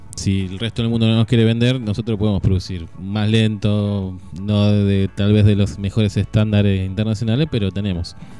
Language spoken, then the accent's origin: Spanish; Argentina; como los argentinos estamos siempre un paso más allá de todo